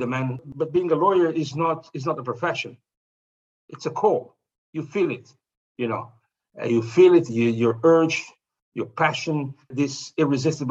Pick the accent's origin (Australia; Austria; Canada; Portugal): Portugal; Azores; where I was born in the Azores, we didn't have television